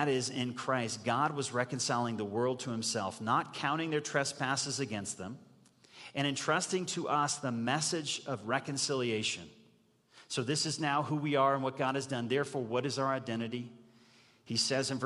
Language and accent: English; United States; as an American